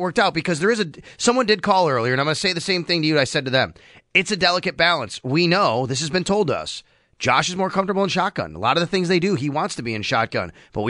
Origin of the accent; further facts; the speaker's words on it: Cheektowaga, New York, United States; Cheektowaga, my hometown.